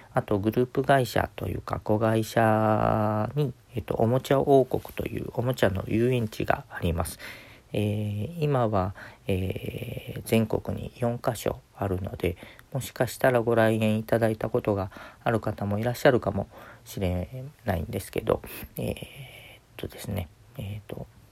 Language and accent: Japanese; Kagawa, Japan; now in Okayama, Japan; 香川の出身なので